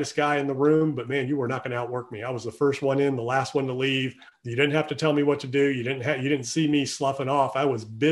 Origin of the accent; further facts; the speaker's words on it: Virginia Beach, Virginia, United States; moved away as an adult; also born or lived in Outer Banks, North Carolina; We're all from Virginia Beach, Hampton Roads area